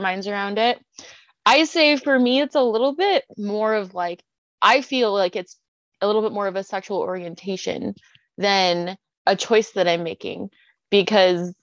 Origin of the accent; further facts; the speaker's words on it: Portland, Oregon, United States; We're both from Portland, Oregon